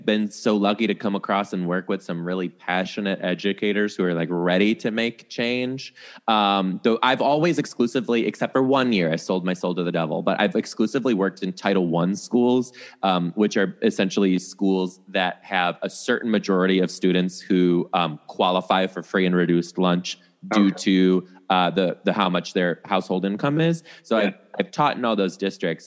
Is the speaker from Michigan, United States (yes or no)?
yes; Detroit, Michigan, United States; moved away as an adult; also born or lived in Chicago area; now in Seattle, United States; I'm from the Detroit area of Michigan.